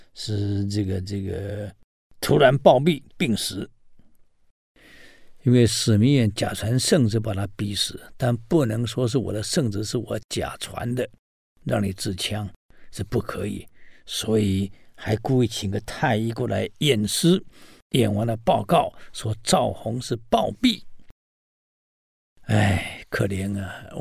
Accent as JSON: {"language": "Chinese", "country": "Taiwan", "said": "我们台湾人讲“代志的大条啊”"}